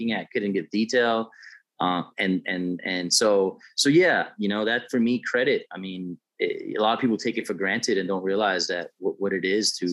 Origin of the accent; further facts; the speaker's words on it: New York City, New York, United States; I grew up in the South Bronx in New York City